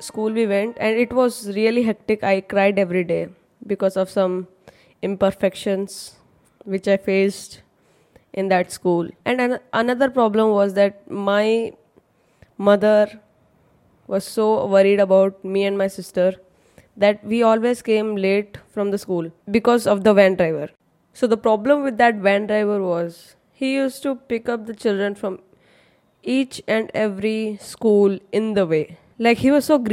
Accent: Chennai, Tamil Nadu, India; born or raised there; first language Hindi; English is a second language; also born or lived in Mumbai, India

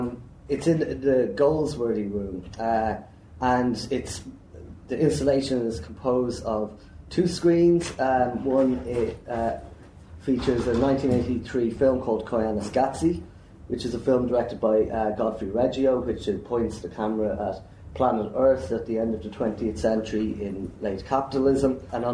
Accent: Dublin, Leinster, Ireland; I'm from Dublin in Ireland.

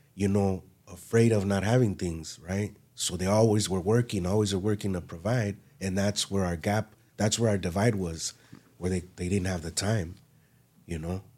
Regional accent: Los Angeles, California, United States; Born and raised in West L A.

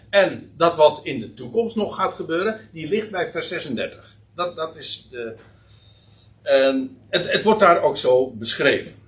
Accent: Netherlands; Wij als Nederlanders

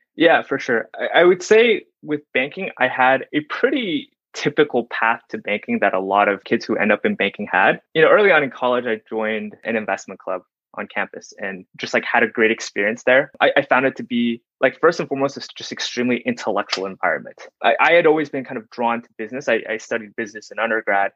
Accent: Dallas, Texas, United States; I grew up in Dallas, Texas

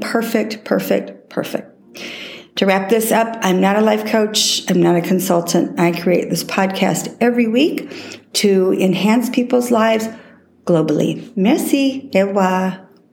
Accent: Texas, United States; I was raised in Texas

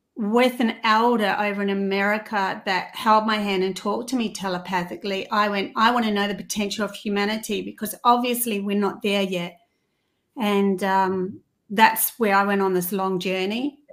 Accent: New Zealand; now in Australia; I come from New Zealand

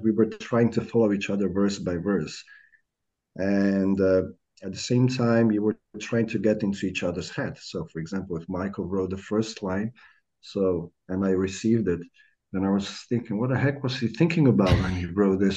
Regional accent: Pula, Istria County, Croatia; English is a second language; I come from Pula, which is uh, well on the coast

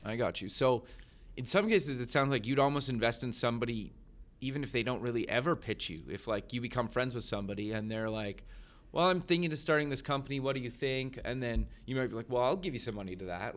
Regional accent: Canada; I grew up in Canada

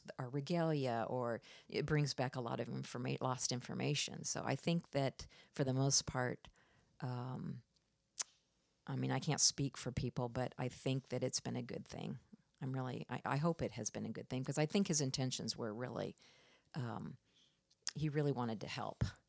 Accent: Iowa, United States; also born or lived in Florida; now in Washington, United States; I'm from the Midwest. I grew up uh, in Iowa

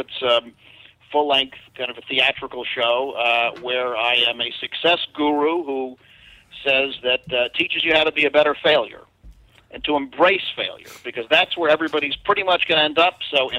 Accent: New Jersey, United States; now in Los Angeles, United States; I'm from New Jersey.

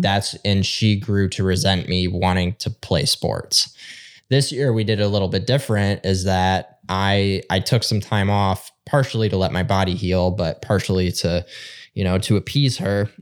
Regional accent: Northern Michigan, United States; we're both from Northern Michigan

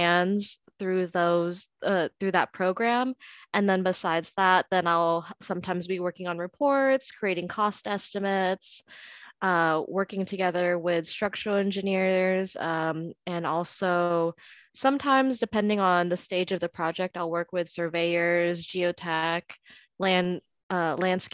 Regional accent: San Diego, California, United States; I'm from San Diego

